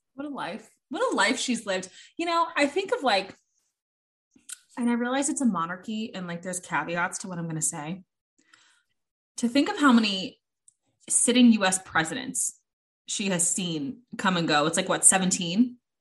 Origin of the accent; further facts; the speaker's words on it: United States; I'm American